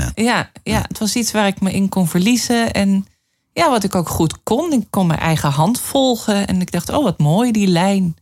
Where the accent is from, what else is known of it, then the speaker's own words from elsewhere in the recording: Leeuwarden, Friesland, Netherlands; moved away as an adult; also born or lived in Amsterdam / Brussels; ik eh, ben alleen ehm, de eerste 18 jaar wel groot geworden in Leeuwarden.